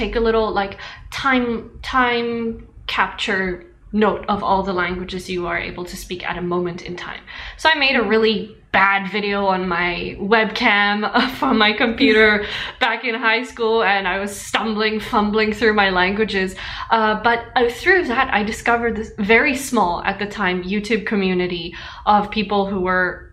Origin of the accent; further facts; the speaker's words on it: South Africa; moved away; the Zulu spoken in my hometown